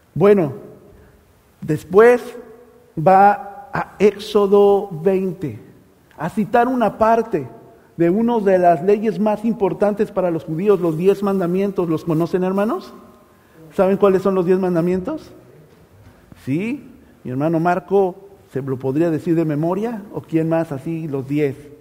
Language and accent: Spanish; Mexico; moved away; Allá en México hay un dicho, ¿verdad? Eh, en mi país